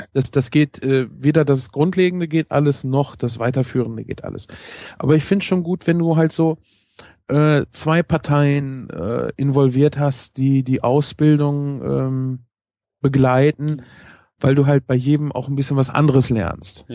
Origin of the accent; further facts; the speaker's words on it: North Rhine-Westphalia, Germany; Ich komme auch aus NRW